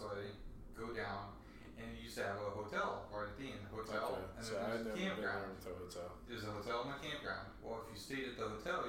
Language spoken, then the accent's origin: English; Florida, United States; I lived at Penny Camp. I grew up in Penny Camp, and Flamingo was like my summer childhood was at.